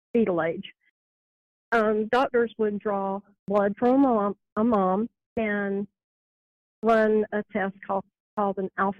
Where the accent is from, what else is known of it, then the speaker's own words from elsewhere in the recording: the South, Southern United States, United States; accent: southern; I apologize for my southern accent ahead of time.